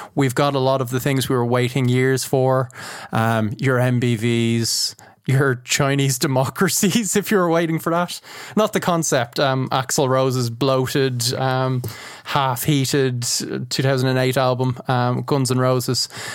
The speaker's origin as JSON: {"language": "English", "country": "Ireland", "said": "as an Irish man"}